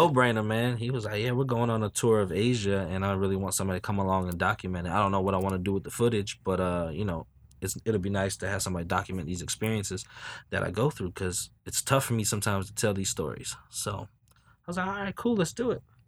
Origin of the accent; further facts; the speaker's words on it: Newport News, Virginia, United States; I'm from Newport News